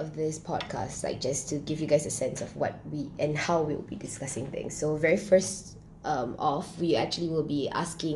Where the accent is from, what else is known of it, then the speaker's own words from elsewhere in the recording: Singapore; I was born and bred in Singapore